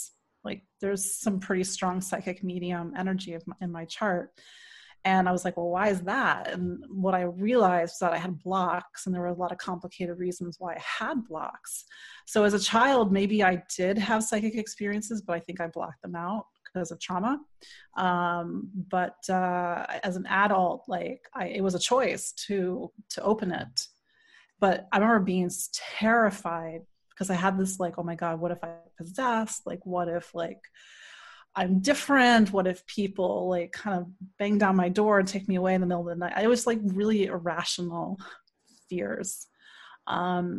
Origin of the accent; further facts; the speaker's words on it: D.C., Maryland suburbs of Washington, United States; I am from the Washington, D.C. area originally. I grew up in Maryland, in the suburbs of Maryland